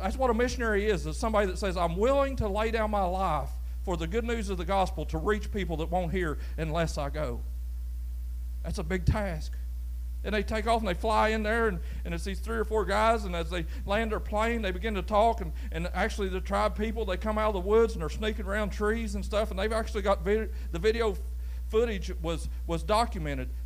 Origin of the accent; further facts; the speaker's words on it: United States; I was born in the United States of America